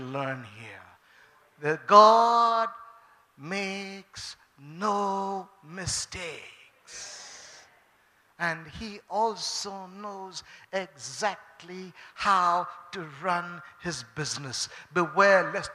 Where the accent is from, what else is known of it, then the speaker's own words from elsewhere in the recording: Bangalore, Karnataka, India; also born or lived in Chennai; I am a Bangalore Babu. Okay, I grew up from here